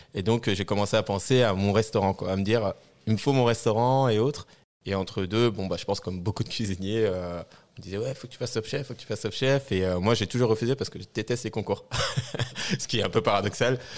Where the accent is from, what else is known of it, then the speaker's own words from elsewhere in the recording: Tournan-en-Brie, Île-de-France, France; Alors, je viens, euh, de Seine-et-Marne. Là où j'ai grandi. Donc, j'ai grandi, euh, dans une petite ville qui s'appelle, euh, Tournon-en-Brie.